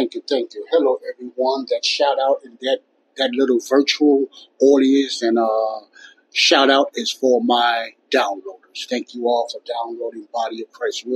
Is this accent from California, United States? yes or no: no; Chicago, Illinois, United States; my hometown city of Chicago, Illinois